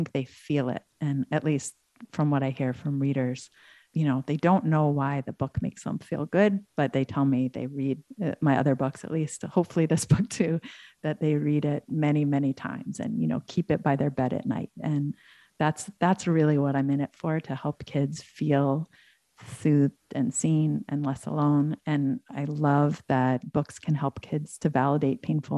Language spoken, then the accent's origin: English; Ithaca, New York, United States; I grew up in Ithaca